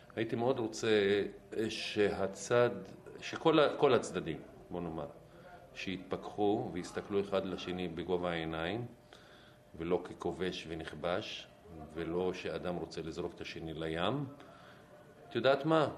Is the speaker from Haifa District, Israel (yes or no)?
yes; Haifa, Haifa District, Israel; אני מחיפה